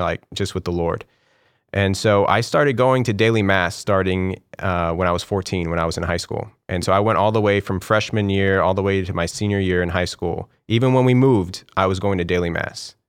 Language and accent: English; Corpus Christi, Texas, United States; now in Houston, United States; I left when I was about five years old. and we moved to, um, Corpus Christi